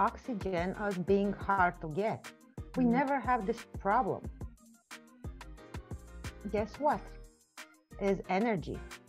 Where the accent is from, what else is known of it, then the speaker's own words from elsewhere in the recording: Romania; first language Romanian; English is a second language; I'm from Romania.